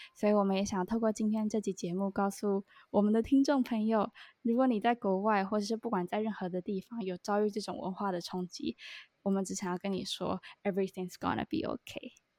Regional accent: Taiwan; moved away as an adult; now in Hong Kong; 我们就有一群可能有我台湾人

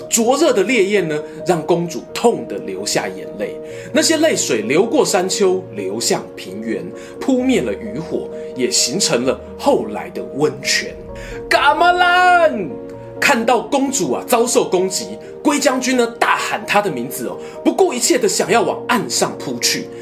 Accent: Yilan County, Taiwan; moved away; 我家乡宜兰

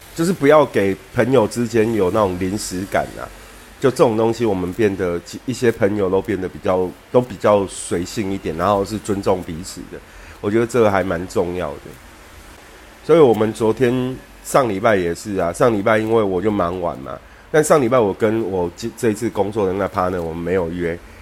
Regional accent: Taipei, Taiwan; now in Kaohsiung, Taiwan; 我从小在那边念小学

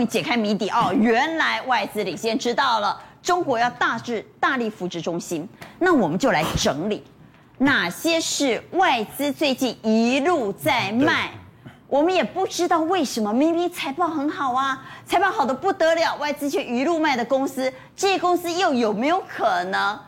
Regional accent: Taiwan; 我们台湾人退出之后

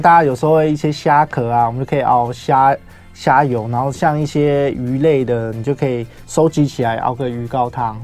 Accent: Taoyuan, Taiwan; 我本身是桃园人，嗯。所以其实我们石门水库那边其实我们很常吃鱼

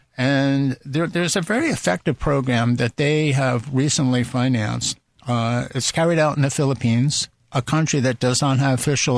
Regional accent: New Jersey, United States; moved away as an adult; now in Taiwan; I grew up on the East Coast of the United States in the state of New Jersey. I grew up in a beach community.

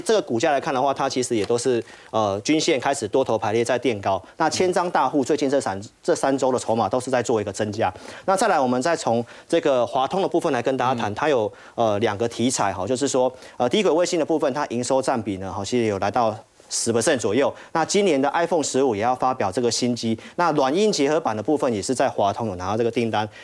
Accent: Taiwan; 我们台湾这边

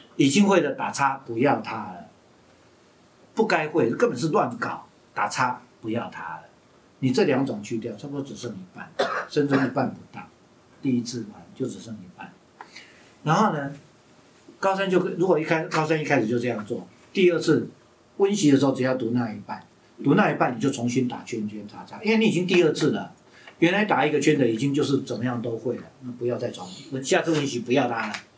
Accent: Hsinchu, Taiwan; 在清华大学， 因为这是我老家嘛

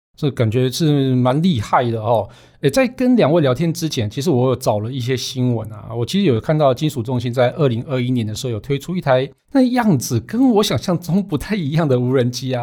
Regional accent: Su'ao, Yilan County, Taiwan; 我老家是捕鱼世家，在南方澳那边嘛

